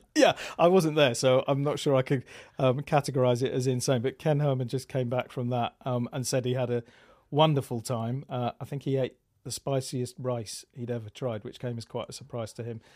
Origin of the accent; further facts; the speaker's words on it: England, United Kingdom; now in Austin, United States; I'm British living in Austin